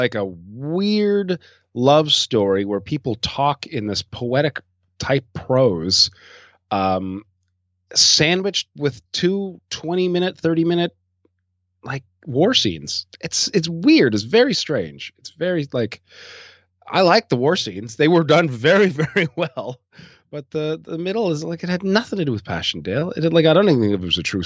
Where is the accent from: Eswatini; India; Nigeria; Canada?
Canada; I'm as a Canadian up and coming filmmaker